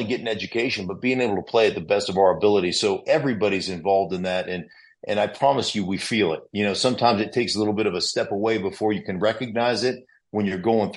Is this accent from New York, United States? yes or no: no; Alaska, United States; moved away as an adult; also born or lived in Idaho; I'm a kid from Alaska that didn't have a home